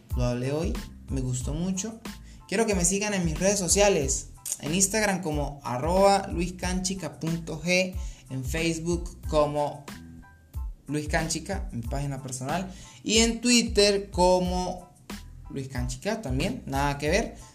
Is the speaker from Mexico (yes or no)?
no; Colombia; also born or lived in Bogotá; yo soy colombiano